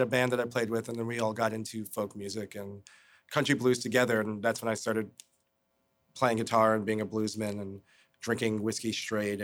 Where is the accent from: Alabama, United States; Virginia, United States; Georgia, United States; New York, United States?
New York, United States; New York City; Brooklyn. I grew up in Bed-Stuy, and then my mom's split up and moved all around Brooklyn, so the whole borough